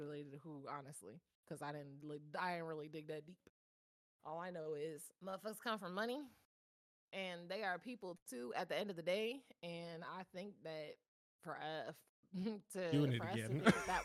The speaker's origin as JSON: {"language": "English", "region": "East Coast", "country": "United States", "said": "I'm from the East Coast."}